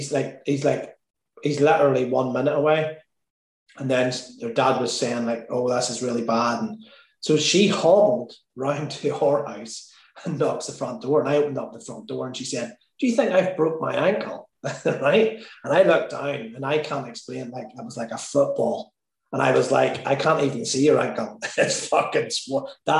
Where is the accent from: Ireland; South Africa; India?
Ireland; me being Irish